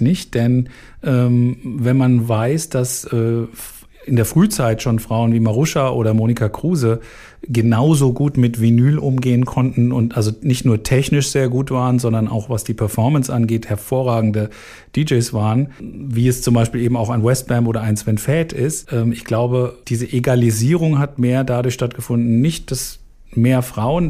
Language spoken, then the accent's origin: German; Frankfurt, Hesse, Germany; von Frankfurt aus, wo ich aufgewachsen bin